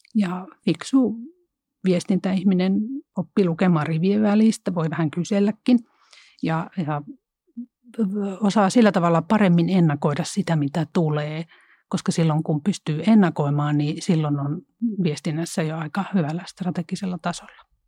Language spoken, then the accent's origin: Finnish; Central Finland, Finland; mä oon Keski-Suomesta kotoisin